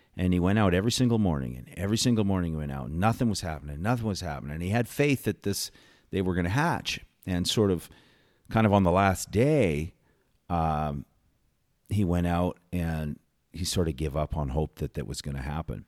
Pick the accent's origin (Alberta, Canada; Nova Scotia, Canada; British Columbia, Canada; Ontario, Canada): Alberta, Canada; Calgary; grew up in Calgary, born in Calgary, went to school in Calgary